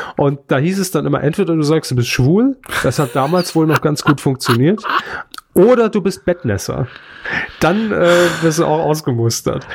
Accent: Saarland, Germany; moved away; Bin ja kein Saarländer mehr

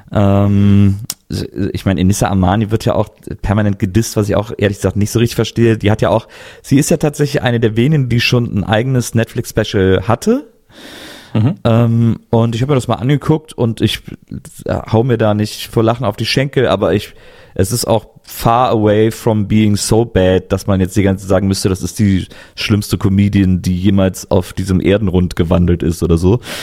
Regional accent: Cologne, North Rhine-Westphalia, Germany; moved away; ich komme ja eigentlich aus Köln

